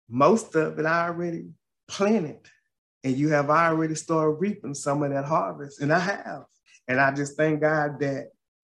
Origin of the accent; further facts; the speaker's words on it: Paris, Texas, United States; my hometown of Paris, Texas